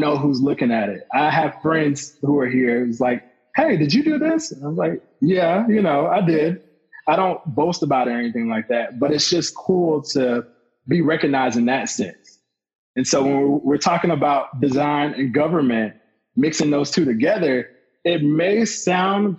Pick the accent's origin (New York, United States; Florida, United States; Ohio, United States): Florida, United States; Lakeland; also born or lived in Orlando, Florida; that's my hometown